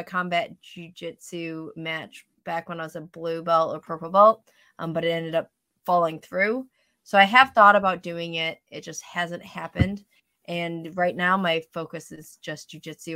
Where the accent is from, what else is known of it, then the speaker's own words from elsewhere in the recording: Wisconsin, United States; now in Seattle, United States; I grew up in Wisconsin